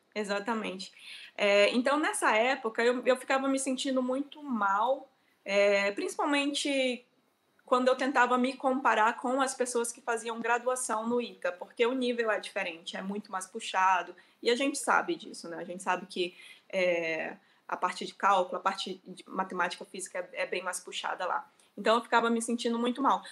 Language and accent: Portuguese; Manacapuru, Amazonas, Brazil; moved away as an adult; also born or lived in Manaus; eu sou do Amazonas, na verdade, nasci em uma cidade que chama Manacapuru, e depois fui para Manaus fazer faculdade